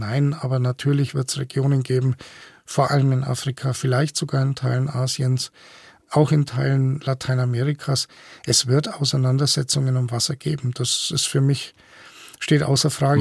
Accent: Franconia, Bavaria, Germany; ich bin aufgewachsen in Franken

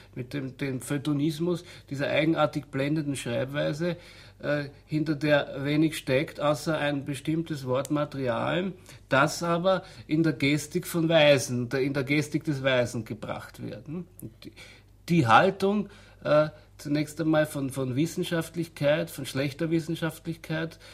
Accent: Austria; bei uns in Österreich

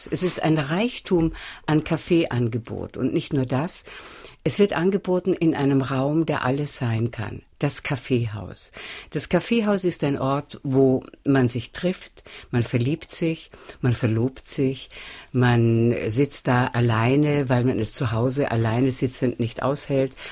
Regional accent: Vienna, Austria; ich bin Wienerin, meine Gaumenknospen sind etwas anders angelegt

